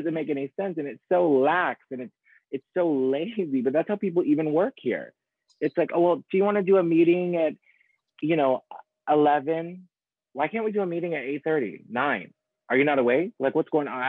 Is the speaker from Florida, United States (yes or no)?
no; Ohio, United States; moved away as an adult; also born or lived in New York; now in Los Angeles, United States; I'm originally from Ohio. And so in the Midwest